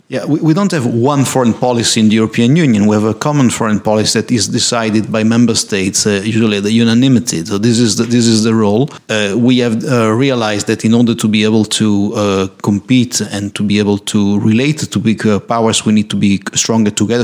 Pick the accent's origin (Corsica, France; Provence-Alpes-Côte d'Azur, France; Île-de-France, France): Corsica, France; also born or lived in Italy; originally I'm from Corsica. My mother is from Corsica